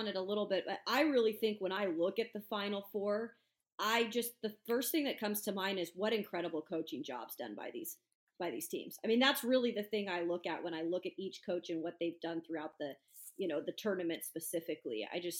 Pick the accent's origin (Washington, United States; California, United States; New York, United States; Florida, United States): Washington, United States; Spokane; I'm from Spokane.